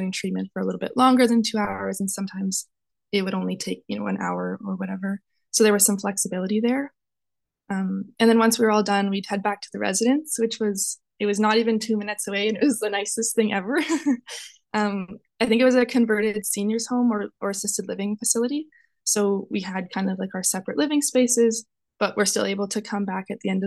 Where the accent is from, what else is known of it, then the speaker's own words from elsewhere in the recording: Westlock, Alberta, Canada; also born or lived in Edmonton; I'm originally from Westlock, Alberta, which for those of you who don't know, it's a small farming town about an hour north of Edmonton